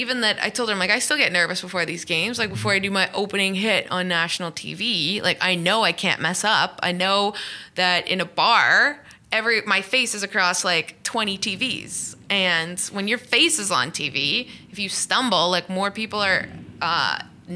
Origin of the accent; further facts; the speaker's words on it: Canada; moved away as an adult; also born or lived in England; now in Los Angeles, United States; I grew up in Canada where it's like three down football and there's curling and hockey